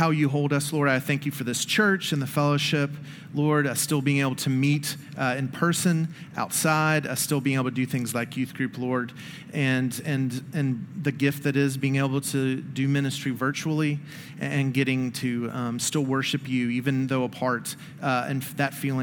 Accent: Memphis, Tennessee, United States; growing up in Memphis, one of the things you learn about, in elementary and high school is the yellow fever epidemic

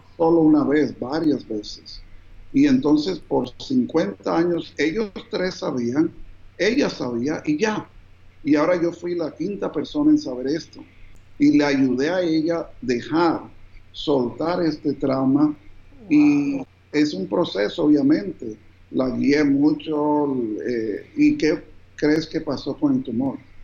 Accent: New Jersey, United States; also born or lived in Bogotá, Colombia / Cartagena, Colombia; a la edad de cinco años, mis papás se mudaron a Estados Unidos, al estado de New Jersey

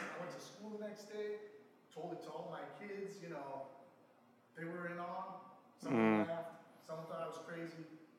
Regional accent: Ohio, United States; I was raised in Ohio, and how I used to hunt with my dad

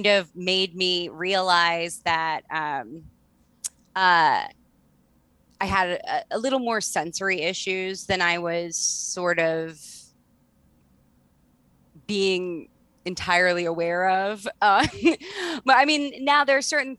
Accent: Baltimore, Maryland, United States; also born or lived in Canada; So when I started going to school, I still had a pretty distinctive Canadian accent. I was going to school in Baltimore City

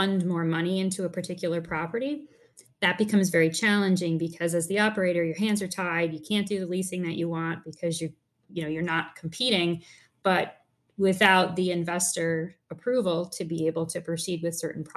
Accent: Wappingers Falls, New York, United States; I grew up in a place called Wappingers Falls in New York

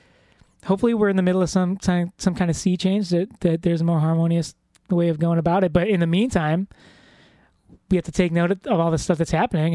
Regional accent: Chicago, Illinois, United States; I grew up, I'm first generation here in America, and I was born in Chicago

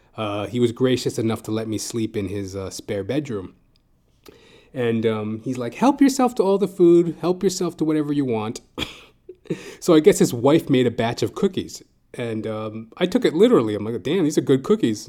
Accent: Edmonton, Alberta, Canada; moved away as an adult; also born or lived in Calgary, Alberta; now in Toronto, Canada; I'm originally from Edmonton, Alberta

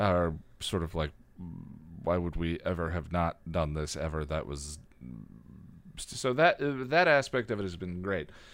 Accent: Illinois, United States; moved away; I was born in Illinois and lived in Illinois for a while

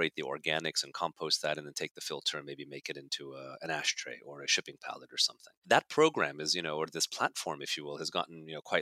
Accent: Canada; moved away as an adult; also born or lived in Budapest, Hungary / Germany / Netherlands / Belgium; now in New Jersey, United States; grew up in Canada for all intents and purposes, and then came down to university in the United States, which is how I ended up in New Jersey.

